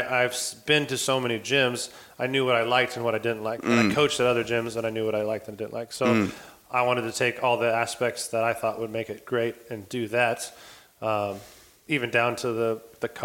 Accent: United States; moved away as an adult; now in Bali, Indonesia; I'm originally from America, but started traveling

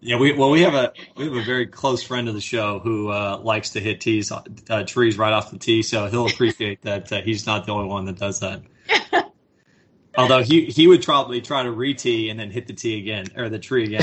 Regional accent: Houston, Texas, United States; also born or lived in Atlanta, Georgia; I was born in Atlanta, but I moved quickly to Houston

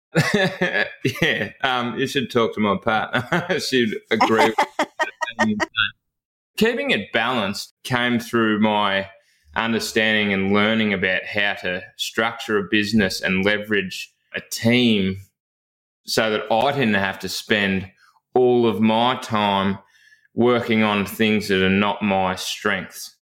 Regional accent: Chewton, Victoria, Australia; I actually grew up in a, a, town called Chewton, which is about eight kilometres from Castlemaine

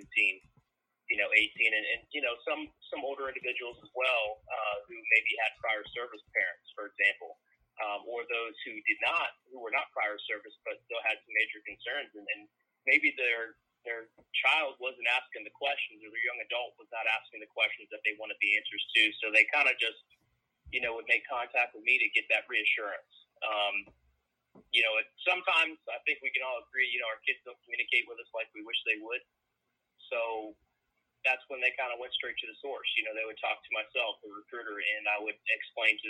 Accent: Marysville, Ohio, United States; moved away as an adult; now in Raleigh, United States; I'm from Marysville, Ohio, so it's a little bit southwest of Columbus

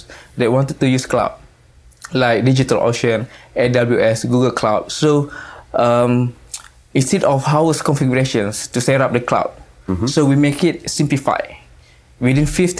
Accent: Johor Bahru, Johor, Malaysia; I'm from Malaysia. Mm-hmm. So my hometown is Johor Bahru.

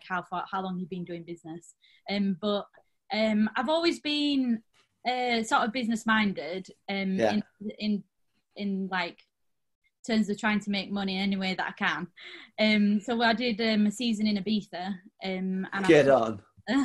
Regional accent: Rotherham, Yorkshire and the Humber, United Kingdom; I'm from Rotherham, small town

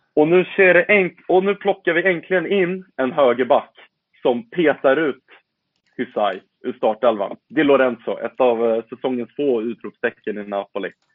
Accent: Bosnia & Herzegovina; now in Sweden; som bosnier

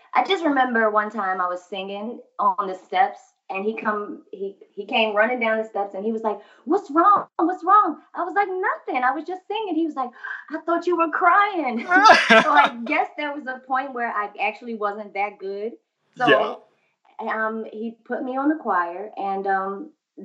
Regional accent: Philadelphia, Pennsylvania, United States; Growing up in Philly

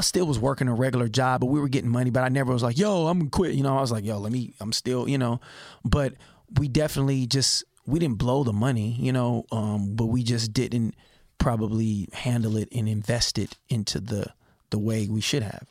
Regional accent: Richmond, California, United States; also born or lived in Berkeley, California; born in Berkeley, raised in Richmond

